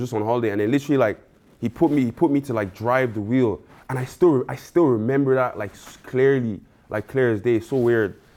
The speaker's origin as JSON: {"language": "English", "country": "Ireland", "tie": "born or raised there", "also_born_or_lived": "Nigeria", "said": "moved to Ireland when I was, like, three, and then I just grew up in Ireland since"}